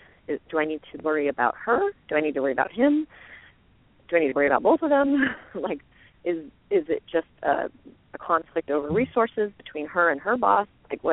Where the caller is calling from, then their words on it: Santa Cruz, California, United States; I'm from Santa Cruz.